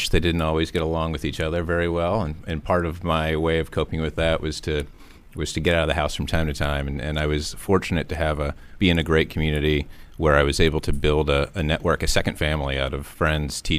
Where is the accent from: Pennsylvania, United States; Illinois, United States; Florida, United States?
Pennsylvania, United States; St. Mary's; I'm from St. Mary's, Pennsylvania.